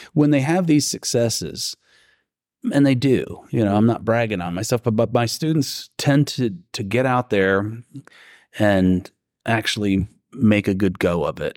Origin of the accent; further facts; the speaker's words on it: Ohio, United States; moved away as an adult; now in Alabama, United States; I'm originally from Ohio.